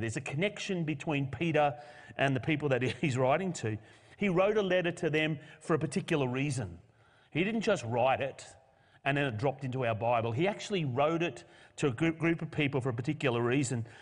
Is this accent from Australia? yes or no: yes; Australia; as a nation, we live in a post-Christian culture. Australia is no longer Christian.